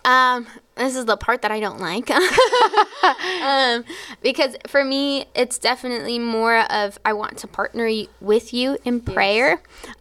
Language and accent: English; Florida, United States; I was from Florida